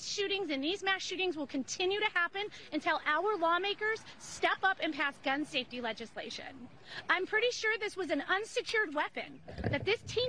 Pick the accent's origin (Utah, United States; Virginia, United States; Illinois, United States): Illinois, United States; Highland Park; I'm from Highland Park